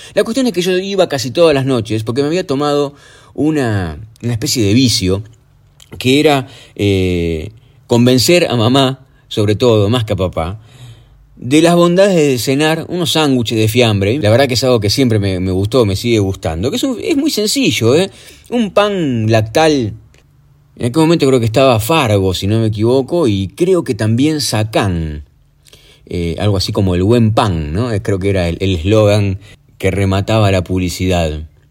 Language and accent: Spanish; Argentina; en la época en la que nací, regía en la Argentina el peso moneda nacional